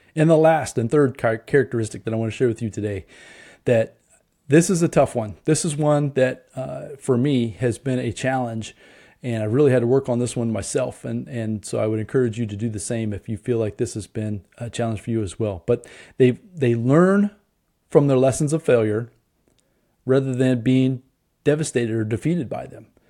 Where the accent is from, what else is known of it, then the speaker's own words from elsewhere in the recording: Indianapolis, Indiana, United States; I'm from Indianapolis